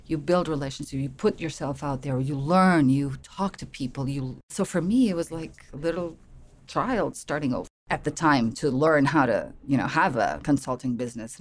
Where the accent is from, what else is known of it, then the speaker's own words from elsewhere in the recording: Lisbon, Portugal; moved away as an adult; now in United States; I'm from Portugal, Lisbon. I've been in the US for 5 years